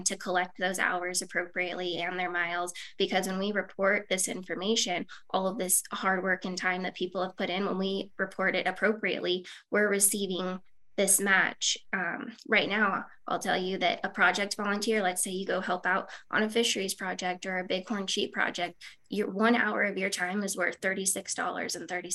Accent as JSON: {"language": "English", "region": "Southern Nevada", "country": "United States", "tie": "born or raised there", "said": "I grew up in Southern Nevada"}